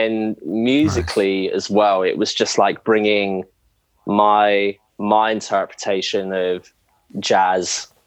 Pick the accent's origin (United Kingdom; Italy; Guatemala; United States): United Kingdom; England; moved away as an adult; now in Australia; being English, I've moved over from England to Australia about 3 years ago